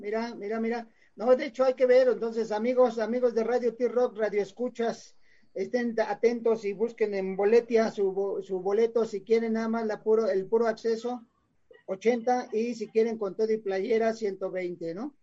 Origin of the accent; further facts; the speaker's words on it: Mexico City, Mexico; nacimos en el DF